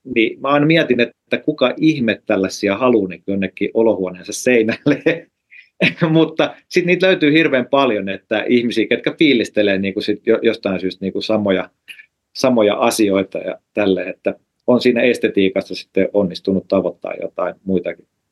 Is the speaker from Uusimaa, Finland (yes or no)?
no; Lahti, Päijät-Häme, Finland; moved away as an adult; now in Helsinki, Finland; mä oon siis Lahdesta kotosi, mä oon Lahdessa syntynyt ja, ja, ja asunut